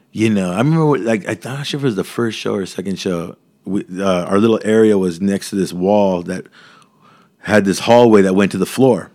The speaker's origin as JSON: {"language": "English", "town": "Mission Viejo", "region": "California", "country": "United States", "tie": "born or raised there", "also_born_or_lived": "Mexico", "said": "growing up in Mission Viejo"}